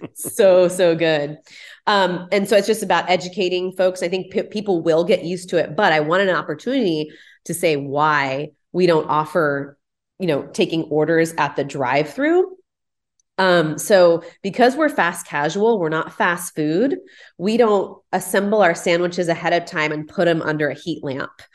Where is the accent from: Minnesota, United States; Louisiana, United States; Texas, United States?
Texas, United States; Houston; moved away as an adult; also born or lived in Pasadena; now in Houston, United States; growing up in the Heights